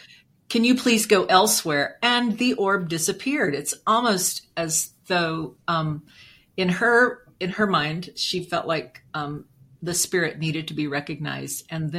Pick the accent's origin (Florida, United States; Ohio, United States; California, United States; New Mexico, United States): New Mexico, United States; history of New Mexico is so tied to the railroad. And, you know, all of those dates. I mean, even my hometown was founded on the date that they built a railroad trestle across the Canadian River in 1901.